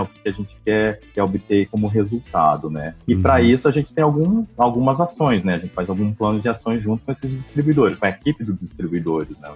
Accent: Umuarama, Paraná, Brazil; also born or lived in Curitiba; Eu sou de Umuarama, do Paraná

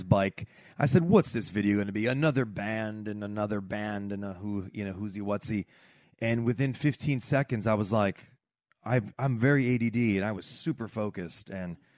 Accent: Washington, District of Columbia, United States; I was born in America, so my parents are Turkish. And my dad worked for the Turkish embassy in D.C., so hence born

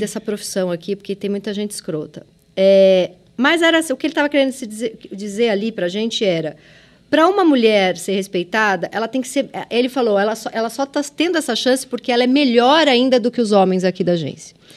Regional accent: São Paulo, Brazil; accent: Mooca; eu vim da ZL

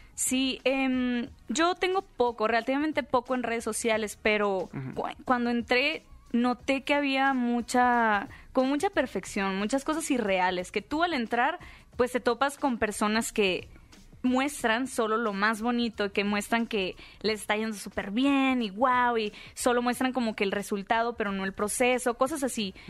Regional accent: Hermosillo, Sonora, Mexico; yo soy originaria de Hermosillo, Sonora

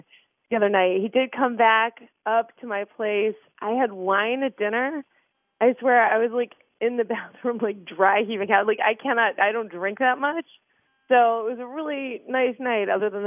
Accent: Boston, Massachusetts, United States; I grew up in Boston

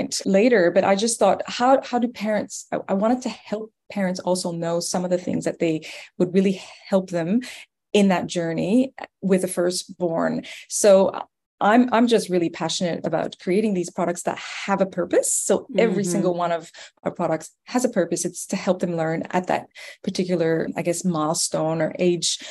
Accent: Canada; accent: French Canadian; moved away as an adult; now in Australia; as you may hear from my accent, I'm originally Canadian, French Canadian at that. And I actually moved here about 15 years ago.

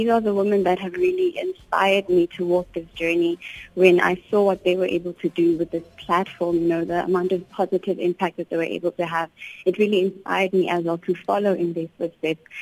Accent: South Africa; And it's such an honor to be able to be here today and say I'm a South African

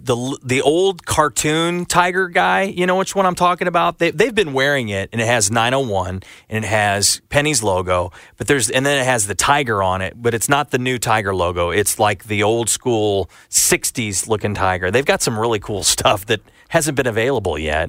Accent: St. Louis, Missouri, United States; a kid growing up in Saint Louis

